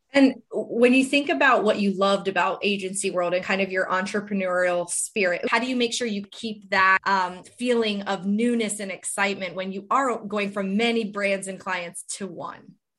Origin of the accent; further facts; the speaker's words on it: Florida, United States; I'm from Florida.